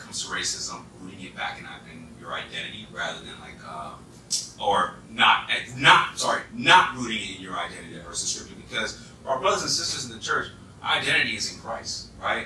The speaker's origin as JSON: {"language": "English", "region": "East Coast", "country": "United States", "accent": "East Coast", "said": "my East Coast accent"}